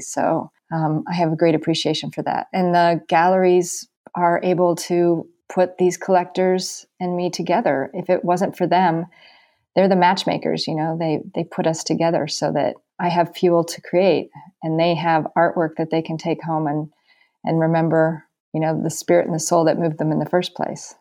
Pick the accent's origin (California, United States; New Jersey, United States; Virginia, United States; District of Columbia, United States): California, United States; Carmel; moved away as an adult; also born or lived in New York City; now in Greenwich, Connecticut, United States; my hometown of Carmel